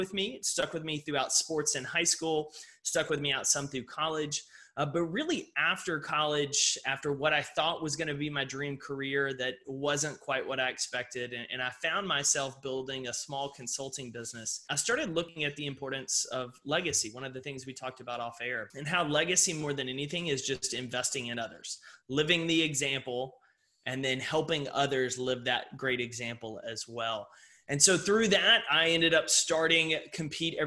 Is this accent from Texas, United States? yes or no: yes; Texas, United States; a young child growing up in Texas